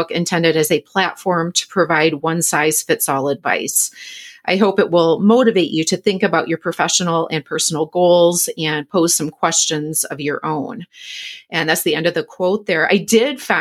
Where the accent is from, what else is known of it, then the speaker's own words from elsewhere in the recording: Michigan, United States; moved away; my home state of Michigan